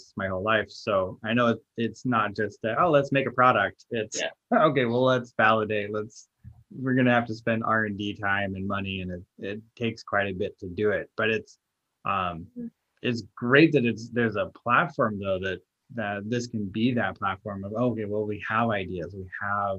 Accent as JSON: {"language": "English", "country": "United States", "said": "as an American designer"}